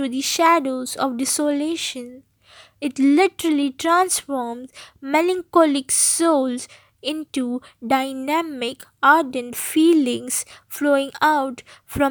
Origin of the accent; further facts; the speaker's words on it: Mumbai, Maharashtra, India; I'm from Mumbai.